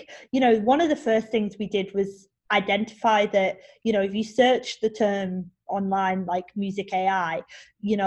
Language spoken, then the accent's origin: English; England, United Kingdom; I'm English